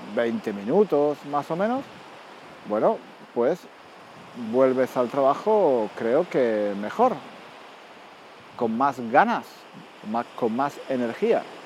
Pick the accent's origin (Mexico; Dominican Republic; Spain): Spain; also born or lived in London; como soy español